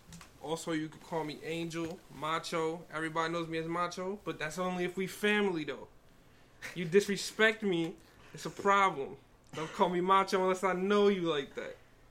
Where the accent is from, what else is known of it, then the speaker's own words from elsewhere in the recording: Jersey City, New Jersey, United States; I'm from the Heights.